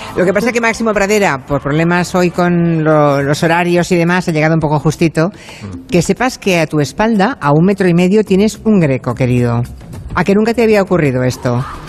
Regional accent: Monforte de Lemos, Galicia, Spain; now in Barcelona, Spain; mi pueblo, en Monforte

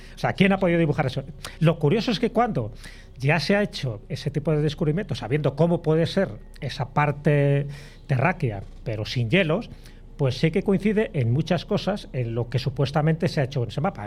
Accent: León, Castile and León, Spain; yo soy de León

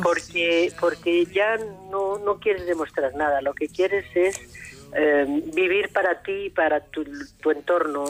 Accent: Madrid, Community of Madrid, Spain; also born or lived in Almería; yo nací en Madrid, mis padres son de León

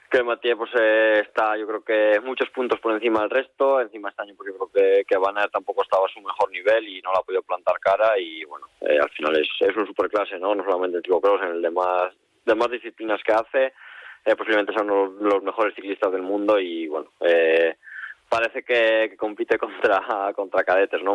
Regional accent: Los Corrales de Buelna, Cantabria, Spain; mi pueblo, de aquí de Los Corrales

